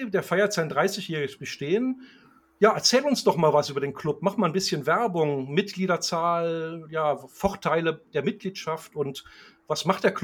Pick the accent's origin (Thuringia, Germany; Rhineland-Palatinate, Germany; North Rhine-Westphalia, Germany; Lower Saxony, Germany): Lower Saxony, Germany; Hanover; aber bei mir hört man ja auch, wo ich herkomme.